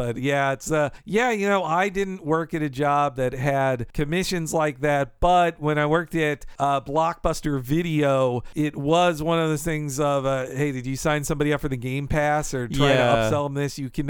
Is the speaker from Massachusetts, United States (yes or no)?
no; Marietta, Georgia, United States; also born or lived in Atlanta; And yeah, where I grew up there in Atlanta, or in the suburb of Atlanta, Marietta, we had grackles everywhere.